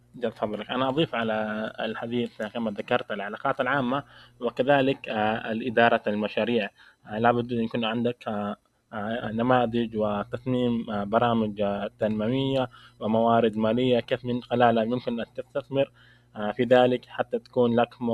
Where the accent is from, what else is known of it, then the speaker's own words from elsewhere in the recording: Saudi Arabia; عندنا في المملكة العربية السعودية